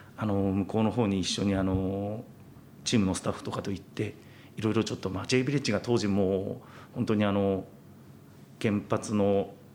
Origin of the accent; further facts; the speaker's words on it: Aizuwakamatsu, Fukushima, Japan; also born or lived in Chiba / Brazil; 僕はあの会津若松出身です。